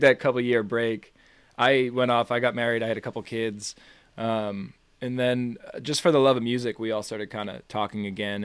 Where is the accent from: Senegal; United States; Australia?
United States; Boston, Massachusetts; I'm from Boston